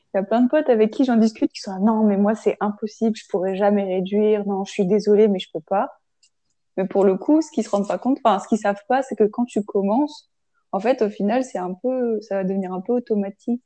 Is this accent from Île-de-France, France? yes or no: no; Grenoble, Auvergne-Rhône-Alpes, France; moved away; je viens de Grenoble pour le coup, et c'est vrai qu'on est très transport en commun et très vélo